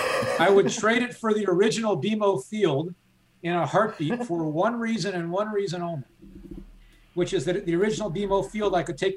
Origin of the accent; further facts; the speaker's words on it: Washington, District of Columbia, United States; moved away as an adult; now in Philadelphia, United States; I grew up in Washington, D.C., going to D.C. United games at RFK Stadium, which is right on the subway.